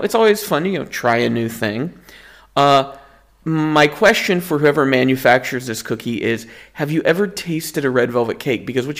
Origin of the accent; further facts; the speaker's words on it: the South, Southern United States, United States; moved away as an adult; now in Netherlands; it's a sacrifice I knew I was going to make as a Southerner moving to Europe